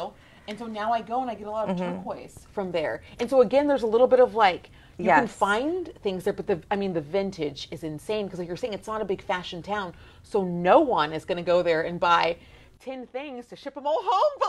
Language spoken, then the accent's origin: English; Texas, United States; Like, what was it like growing up in Texas, mm-hmm. like, being who you are and over the top? And I was like, I thought I was fabulous